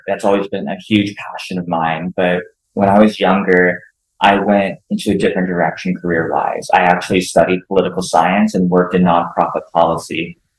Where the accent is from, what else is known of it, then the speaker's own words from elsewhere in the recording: Cincinnati, Ohio, United States; now in Los Angeles, United States; So in 2016, I moved out to Los Angeles from Cincinnati, Ohio, and I went back to school.